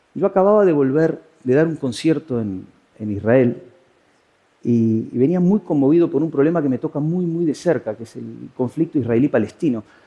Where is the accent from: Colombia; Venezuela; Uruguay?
Uruguay; moved away as an adult; now in Spain; No hacía mucho yo me había ido a vivir desde Uruguay, de donde soy, a España